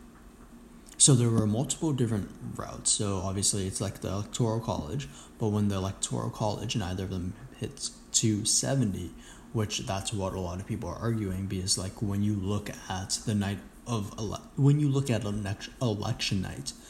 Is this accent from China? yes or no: yes; China; I was born in China